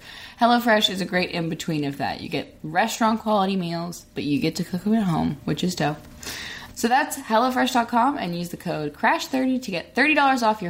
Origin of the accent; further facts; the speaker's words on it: Arkansas, United States; now in Los Angeles, United States; I'm from Arkansas